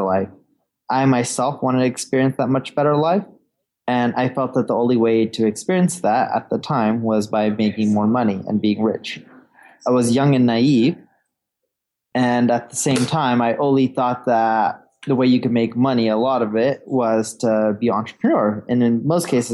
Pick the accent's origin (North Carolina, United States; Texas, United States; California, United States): California, United States; Orange County; also born or lived in London; now in Seattle, United States; I grew up in Orange County. My parents decided to move to California, right? Orange County, California, when I was a little baby